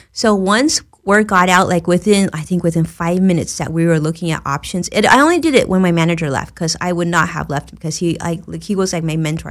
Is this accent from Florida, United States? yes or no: no; Los Angeles, California, United States; also born or lived in Orange County; I was born and raised in Los Angeles